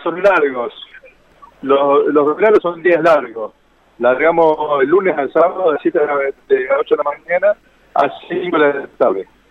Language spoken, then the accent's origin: Spanish; Córdoba, Argentina; Cordobés, Cordobés de la ciudad capital.